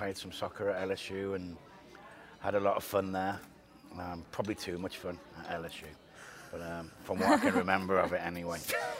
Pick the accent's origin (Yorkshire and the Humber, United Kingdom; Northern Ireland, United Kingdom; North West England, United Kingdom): North West England, United Kingdom; Liverpool; now in United States; Liverpool in England.